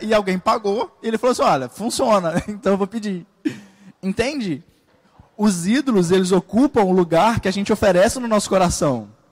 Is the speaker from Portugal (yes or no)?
no; Brazil; na igreja brasileira porque a gente é brasileiro